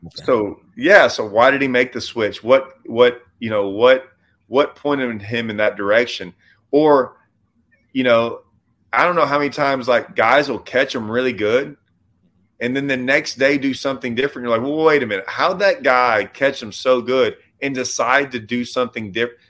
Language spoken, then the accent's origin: English; Lake Livingston, Texas, United States; also born or lived in Houston, Texas / Nacogdoches, Texas; I grew up on Livingston